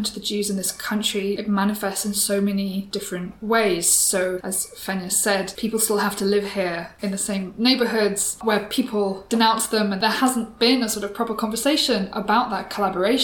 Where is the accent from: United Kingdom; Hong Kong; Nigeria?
United Kingdom; moved away as an adult; now in Belgium; I grew up in the United Kingdom and I only came to Belgium as a fully made adult.